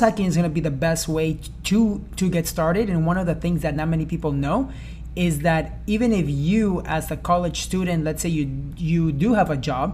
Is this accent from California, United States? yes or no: no; Sarasota, Florida, United States; I grew up in Sarasota, Florida, but I went to college in Florida State